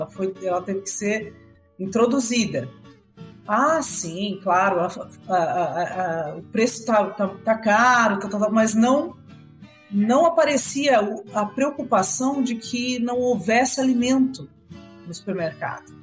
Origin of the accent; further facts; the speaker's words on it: Brazil; E não só o agro, mas nós, como brasileiros, precisamos disso.